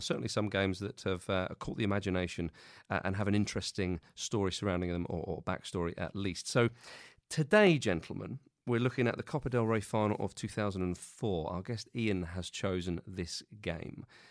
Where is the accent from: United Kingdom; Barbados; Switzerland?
United Kingdom; England; as an Englishman